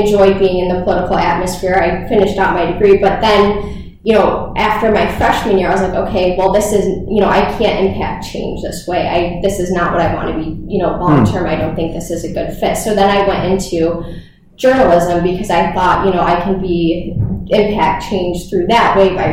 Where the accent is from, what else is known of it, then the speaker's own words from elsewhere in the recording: Syracuse, New York, United States; also born or lived in Hawaii; I am from the Syracuse area. I went to Bishop Ludden for high school, and then actually went to Syracuse University for undergrad